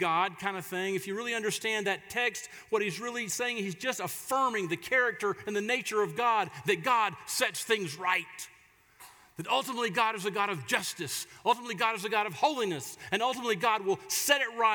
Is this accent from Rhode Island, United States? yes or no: no; Florida, United States; moved away; my hometown down in Florida